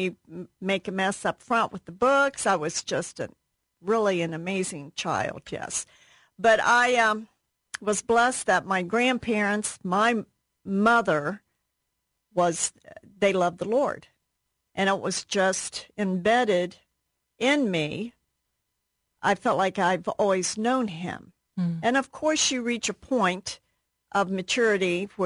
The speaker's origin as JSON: {"language": "English", "town": "Ironton", "region": "Ohio", "country": "United States", "tie": "born or raised there", "said": "I was raised in Ironton, Ohio."}